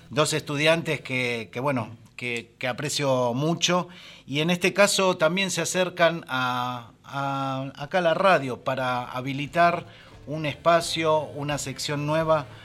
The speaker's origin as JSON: {"language": "Spanish", "town": "El Hoyo", "region": "Chubut", "country": "Argentina", "said": "del hoyo vengo."}